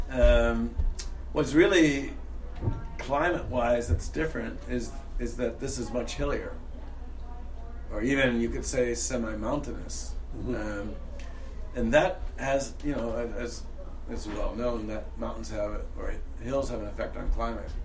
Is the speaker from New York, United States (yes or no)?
yes; Niagara County, New York, United States; I grew up in Niagara County, New York State